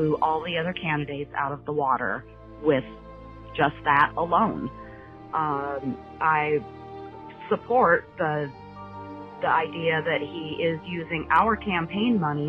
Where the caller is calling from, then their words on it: Aravaca, Arizona, United States; I'm calling from Aravaca, Arizona